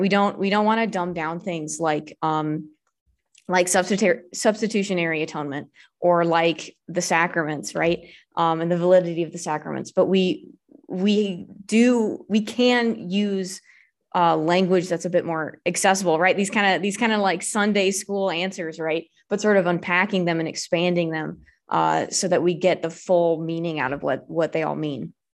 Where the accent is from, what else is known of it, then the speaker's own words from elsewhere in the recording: Southern California, United States; now in Alabama, United States; I'm originally from Southern California, I moved to Alabama